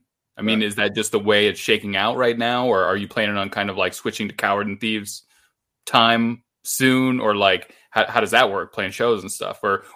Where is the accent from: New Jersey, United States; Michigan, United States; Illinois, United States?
Illinois, United States; small town in; also born or lived in Chicago area, Illinois / Austin, Texas / Rockford, Illinois; No, I'm not from Rockford originally. I'm from like a really, really small town, you know, closer to Iowa. And then I went to college near Chicago, met my girlfriend. We moved to Austin, Texas first, and then back to Rockford.